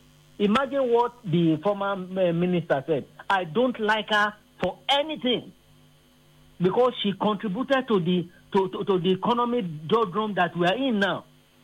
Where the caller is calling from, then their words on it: Ikorodu, Lagos, Nigeria; I'm calling you from Ikorodu.